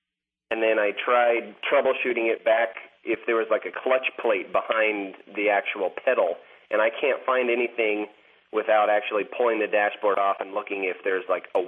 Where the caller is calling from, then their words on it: Spokane, Washington, United States; I'm calling from Spokane, Washington.